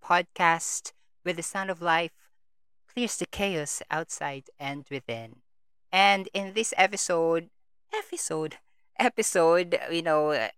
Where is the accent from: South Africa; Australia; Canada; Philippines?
Philippines; Antique, Western Visayas; Well, although I'm from Antique